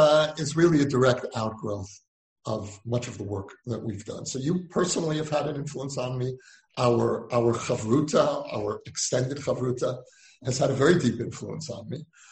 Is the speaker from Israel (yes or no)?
yes; Israel